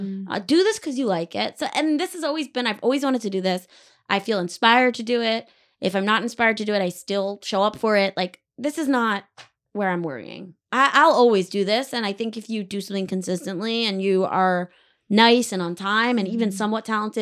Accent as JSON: {"language": "English", "town": "Weston", "region": "Connecticut", "country": "United States", "tie": "born or raised there", "said": "I'm just fucking with you. I grew up in Weston, Connecticut."}